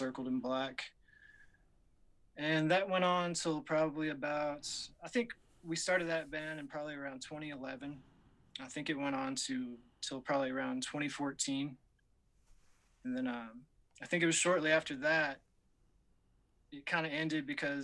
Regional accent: Glasgow, Kentucky, United States; I'm from Glasgow, Kentucky, and that's where I'm living at now.

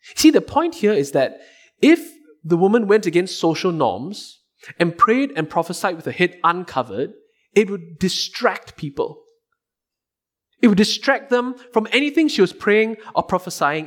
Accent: Singapore; as a Singaporean, I had to do two years of military service.

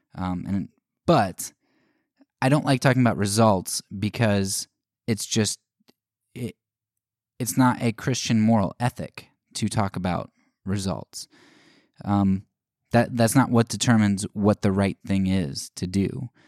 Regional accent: United States; as an American

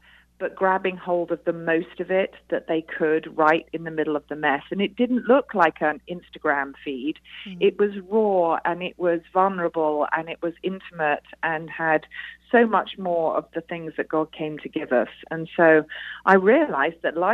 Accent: United Kingdom; now in United States; as you can probably tell from my accent, I am a Brit here in the USA

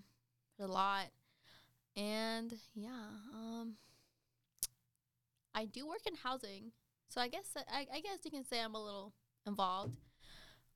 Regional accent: Godwin, North Carolina, United States; now in Charlotte, United States; I come from Godwin. Y'all can look that up. Population is like 100

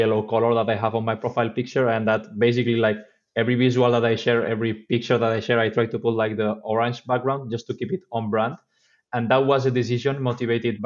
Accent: Spain; I'm from Spain

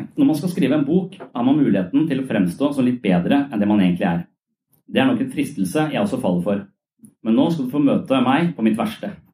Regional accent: Tønsberg, Vestfold, Norway; moved away; jeg er fra Tønsberg

